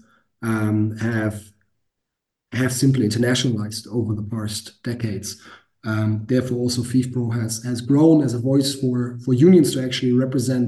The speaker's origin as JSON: {"language": "English", "region": "Hamburg", "country": "Germany", "tie": "born or raised there", "said": "I played at the academy team in my hometown in Hamburg, at FC St. Pauli"}